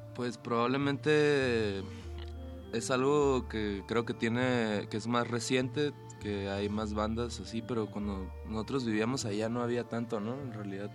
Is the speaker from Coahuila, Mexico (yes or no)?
no; Ensenada, Baja California, Mexico; somos de Ensenada